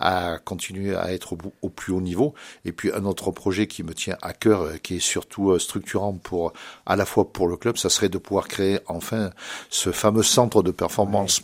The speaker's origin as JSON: {"language": "French", "area": "Cantal", "region": "Auvergne-Rhône-Alpes", "country": "France", "moved": "as an adult", "lives_now": "Loir-et-Cher, France", "said": "je suis originaire d'un très beau département qui s'appelle Le Cantal"}